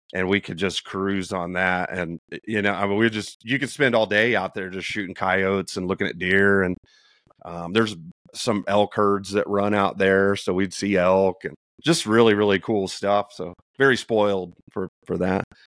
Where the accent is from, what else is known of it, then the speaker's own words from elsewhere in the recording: Indiana, United States; moved away as an adult; also born or lived in Texas; now in New Mexico, United States; born and raised in Indiana.